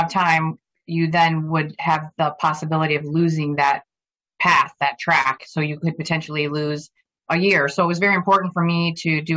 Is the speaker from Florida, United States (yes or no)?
yes; Plantation, Florida, United States; also born or lived in Flint, Michigan; I grew up in Plantation, Florida, which is a suburb of Fort Lauderdale